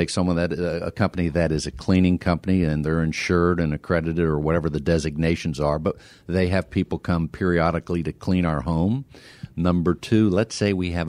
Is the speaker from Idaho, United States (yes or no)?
no; Pennsylvania, United States; now in Houston, United States; I grew up in Pennsylvania